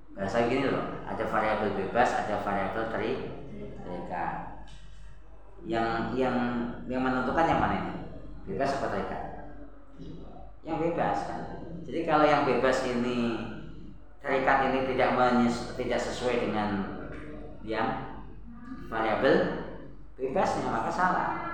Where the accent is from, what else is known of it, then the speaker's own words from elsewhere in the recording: Java, Indonesia; saya orang Jawa